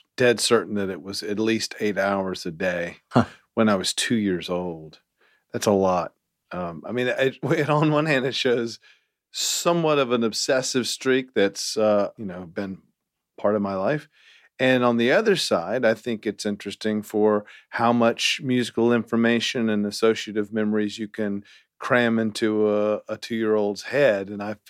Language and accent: English; Salem, North Carolina, United States; also born or lived in Greensboro; Greensboro. Was in Salem, actually. I was born in Greensboro, and then we moved when I was 4.